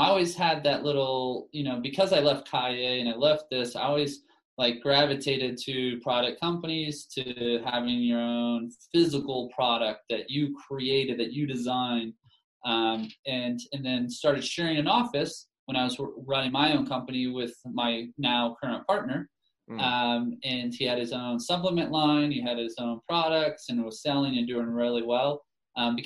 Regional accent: Dallas, Texas, United States; now in Utah, United States; where I'm from Dallas in Texas, sports are religion

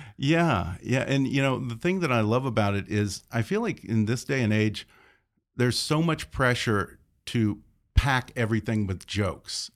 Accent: Houston, Texas, United States; I'm from Houston

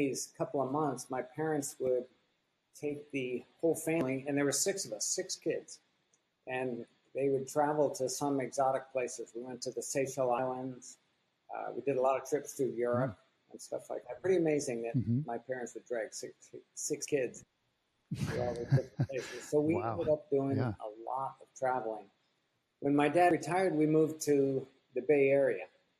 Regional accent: Taiwan; born there; also born or lived in United States; So I was born in Taiwan, and in between these trips to different countries, we would live in Bethesda, Maryland

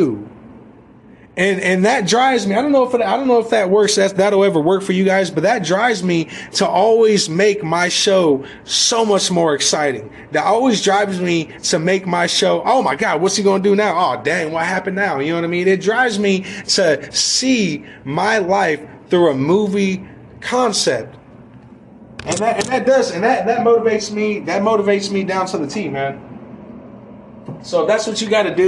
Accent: United States; We as American people

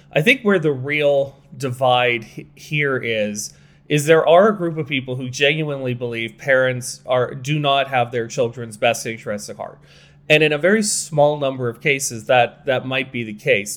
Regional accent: Canada; we're Canadian

